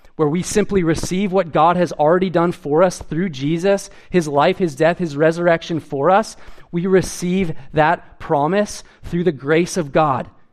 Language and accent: English; Edmonton, Alberta, Canada; I grew up in Edmonton